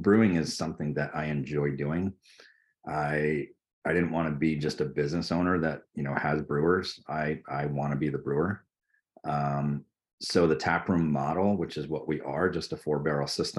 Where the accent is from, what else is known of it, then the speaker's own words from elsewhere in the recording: Vermont, United States; growing up in Vermont, living in Vermont